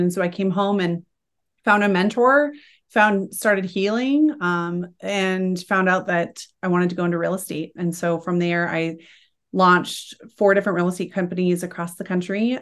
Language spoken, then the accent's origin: English; Salt Lake City, Utah, United States; I'm from Salt Lake City, Utah. I'm not of the predominant faith here, and I wasn't raised that way